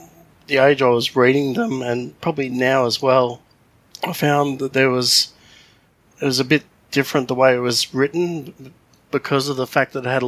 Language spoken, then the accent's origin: English; Australia; I'm probably going to embarrass myself as an Australian here